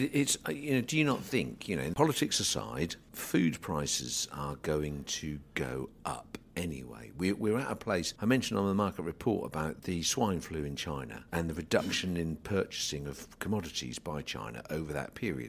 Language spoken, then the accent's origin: English; England, United Kingdom; As an Englishman